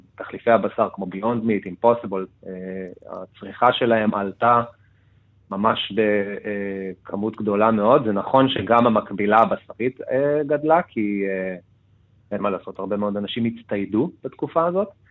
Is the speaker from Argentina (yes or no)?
yes; Argentina; now in Israel; בתור ארגנטינאי